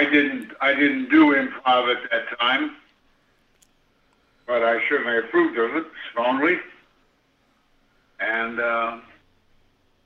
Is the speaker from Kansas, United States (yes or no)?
yes; Kansas, United States; moved away; I was a poor sucker from Kansas